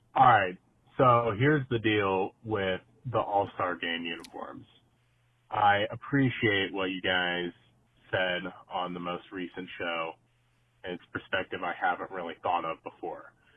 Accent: St. Louis, Missouri, United States; I'm from St. Louis

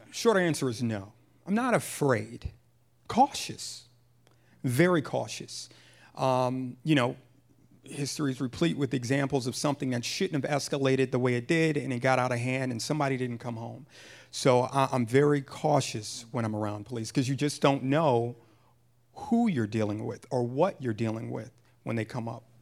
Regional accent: Pontiac, Michigan, United States; moved away; also born or lived in Jersey City, New Jersey / Massachusetts; I was born and raised in Pontiac, Michigan

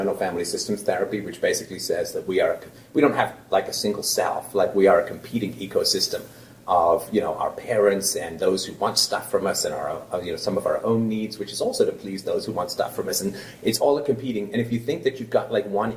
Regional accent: England, United Kingdom; now in Canada; I grew up in England

